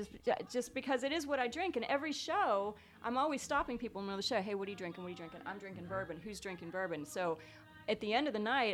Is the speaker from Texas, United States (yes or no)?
no; West Virginia, United States; I'm from West Virginia.